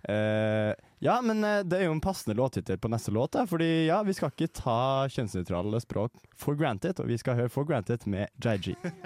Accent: Trøndelag, Norway; Jeg er jo trønder

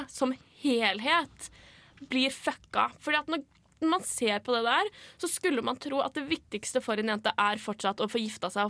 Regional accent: Lørenskog, Akershus, Norway; Jeg er fra Lørenskog.

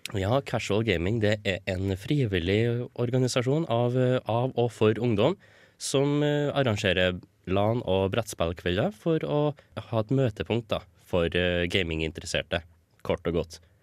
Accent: Stjørdal, Trøndelag, Norway; moved away as an adult; now in Trondheim, Norway; jeg kommer fra Stjørdal

